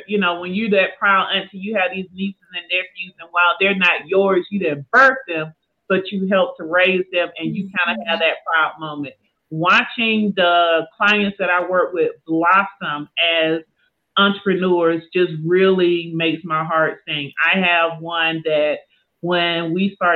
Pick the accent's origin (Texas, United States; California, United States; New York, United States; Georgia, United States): Georgia, United States; Southwest; now in Atlanta, United States; I am an Atlanta transplant. I was born and raised in Southwest Georgia, but I've been here in Atlanta for many years, South Metro